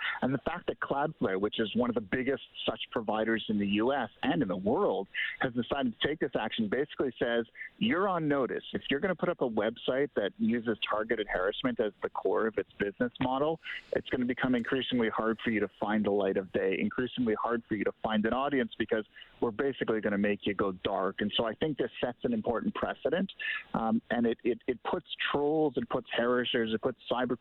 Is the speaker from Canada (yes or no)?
yes; Canada; as a Canadian